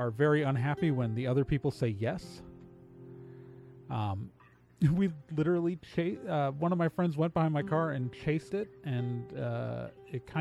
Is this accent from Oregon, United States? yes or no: no; Wauwatosa, Wisconsin, United States; I grew up in mostly in Wauwatosa, Wisconsin. It's a suburb of Milwaukee